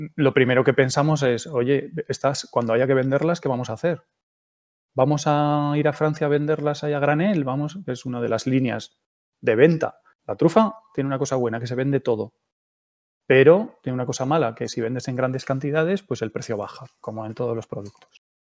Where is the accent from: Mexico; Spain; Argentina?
Spain; Gipuzkoa, Basque Country; moved away as an adult; also born or lived in Palencia; Soy de un pueblo de, de Guipúzcoa donde todos los años había una exposición en el frontón del pueblo